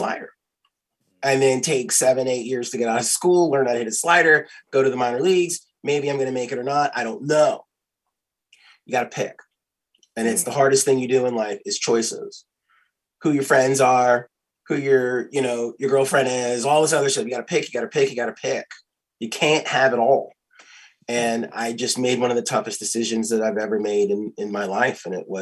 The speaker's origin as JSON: {"language": "English", "town": "Philadelphia", "region": "Pennsylvania", "country": "United States", "tie": "born or raised there", "also_born_or_lived": "Chicago / Los Angeles / Atlanta", "moved": "yes", "said": "I grew up in Philly"}